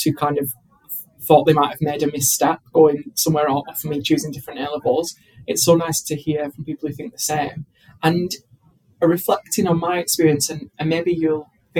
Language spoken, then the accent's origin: English; Bolton, North West England, United Kingdom; moved away as an adult; also born or lived in Eastbourne; if you can understand my accent, I'm from Bolton